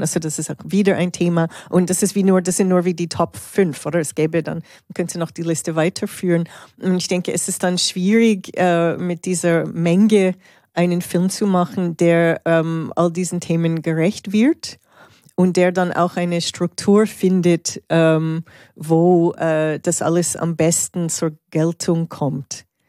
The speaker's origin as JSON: {"language": "German", "country": "Canada", "moved": "yes", "lives_now": "Switzerland", "said": "als in der Schweiz lebende Kanadierin"}